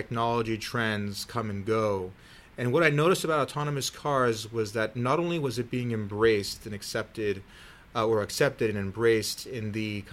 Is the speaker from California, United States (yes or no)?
yes; Silicon Valley, California, United States; I grew up in Silicon Valley with a dad who was a big science fiction fan